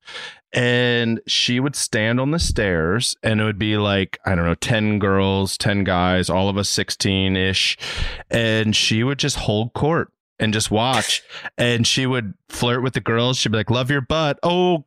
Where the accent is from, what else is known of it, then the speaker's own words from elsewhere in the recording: Reisterstown, Maryland, United States; now in Los Angeles, United States; I'm from Reisterstown, Maryland, which is a smaller town near the Styx.